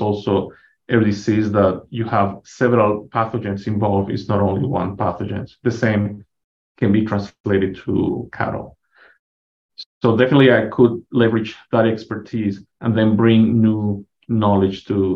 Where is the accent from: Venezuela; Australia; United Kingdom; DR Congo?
Venezuela; moved away as an adult; also born or lived in Minnesota, United States; now in Canyon, United States; I'm originally from Venezuela